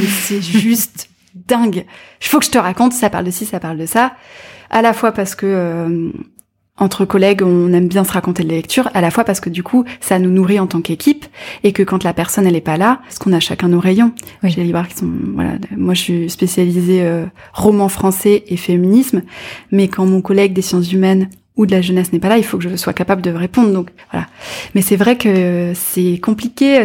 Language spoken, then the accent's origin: French; near Caen, Normandy, France; J'ai grandi, alors pas dans Caen même en fait, mais pas très loin, dans un petit village près de la mer